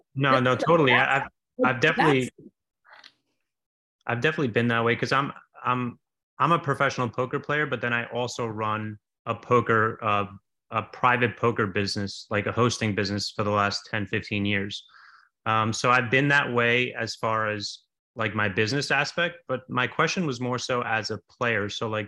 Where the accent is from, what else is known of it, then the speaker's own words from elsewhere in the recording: New York City, New York, United States; I've just been that way since I was a kid growing up in Staten Island, New York